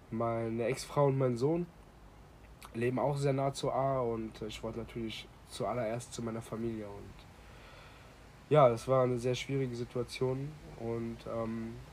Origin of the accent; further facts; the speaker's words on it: Bad Bodendorf, Rhineland-Palatinate, Germany; ich bin aus Bad Bodendorf, aus dem Ahrtal.